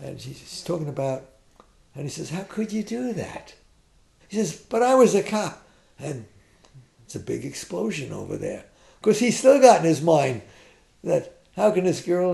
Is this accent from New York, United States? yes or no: yes; New York, United States; We're artists. And we're both from New York. We're both from the Bronx.